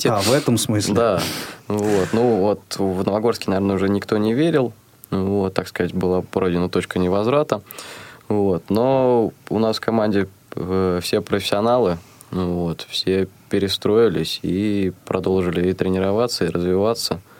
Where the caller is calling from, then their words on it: Kirov, Kirov Oblast, Russia; Я из Кирова.